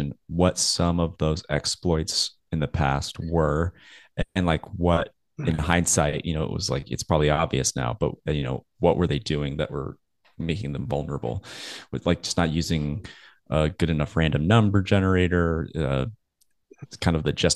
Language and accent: English; United States; here in the United States